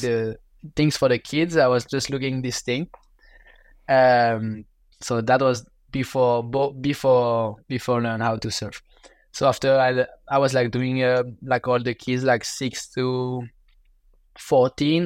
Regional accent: Biarritz, Nouvelle-Aquitaine, France; English is a second language; with my parents, we moved when I was three years old in Biarritz, in in southwest of France, close to the water.

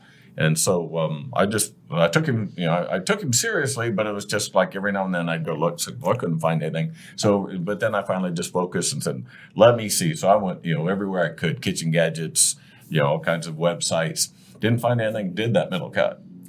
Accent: Ohio, United States; Yeah, we grew up in Ohio together.

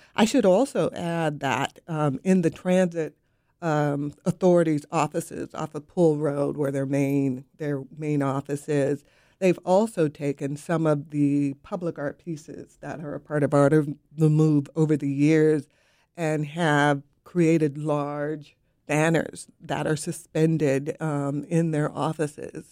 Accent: West Coast, United States; now in Raleigh, United States; I'm from the West Coast

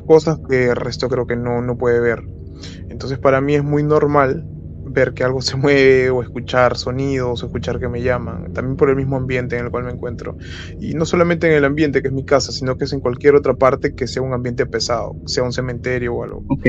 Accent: Lima, Peru; soy de Lima, Perú.

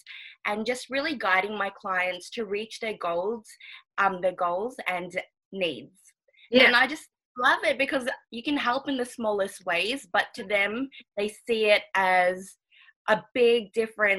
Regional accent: Melbourne, Victoria, Australia; also born or lived in Auckland, New Zealand; I was born in Auckland, New Zealand, but I've been living in Melbourne for ever since I could remember

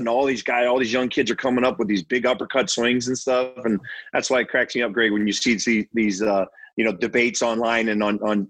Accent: Baltimore, Maryland, United States; growing up in the Baltimore area, I grew up a huge Orioles fan

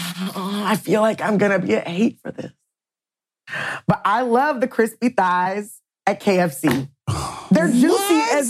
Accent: Louisiana, United States; now in Seattle, United States; I'm from Louisiana. I grew up half of my, you know, my family, they are half down there. And I really built my, you know, life and my community up here in Seattle.

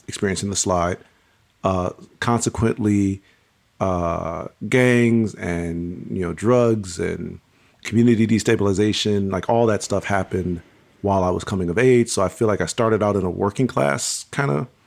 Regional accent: Pontiac, Michigan, United States; I was born and raised in Pontiac, Michigan

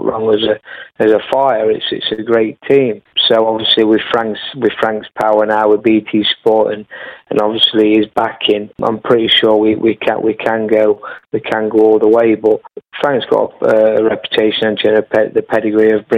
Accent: Newark, East Midlands, United Kingdom; my hometown of Newark

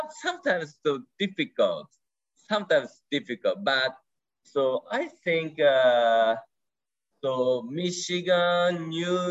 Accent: Japan; first language Japanese; English is a second language; my first language, Japanese. Second language is English

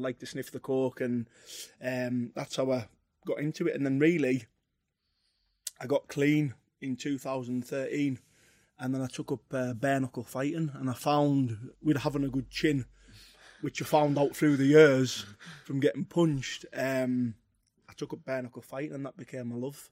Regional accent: Carlisle, North West England, United Kingdom; where I'm from, Harraby, it was really rough when I was young

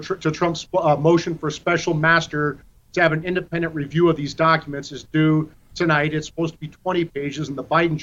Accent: Iowa, United States; based out of Iowa, my home state

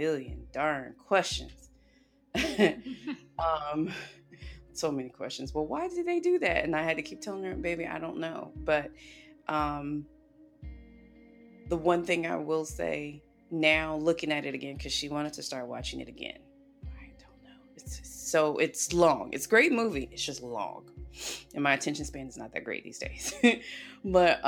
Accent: the South, United States; I grew up in the South

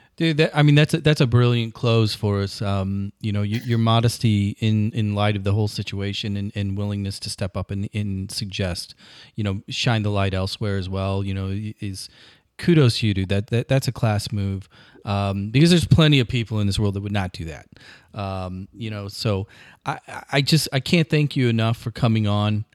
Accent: across the river from St. Louis, Illinois, United States; My hometown, right across the river, it's a steel town

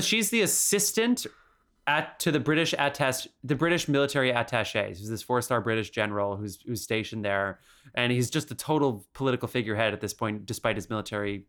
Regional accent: United States; as an American watching this

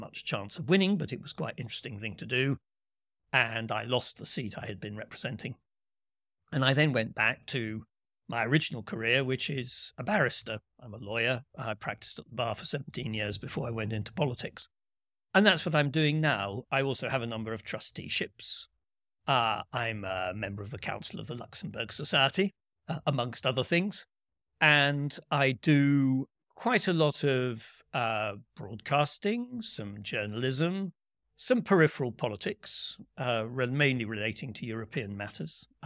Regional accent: United Kingdom; Uh, I'm a British politician

